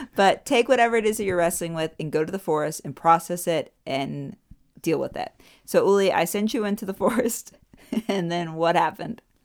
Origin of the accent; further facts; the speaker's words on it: United States; now in Germany; I'm an American